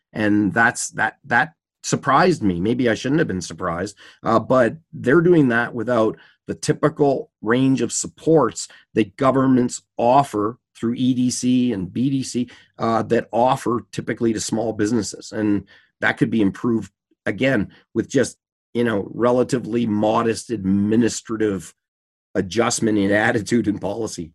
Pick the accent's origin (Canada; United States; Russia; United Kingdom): Canada; as a Canadian that's traveled to the U